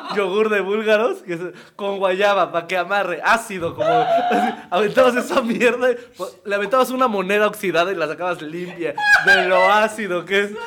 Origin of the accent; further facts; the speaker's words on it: Ecatepec de Morelos, State of Mexico, Mexico; crecí en un tiempo en Ecatepec de Morelos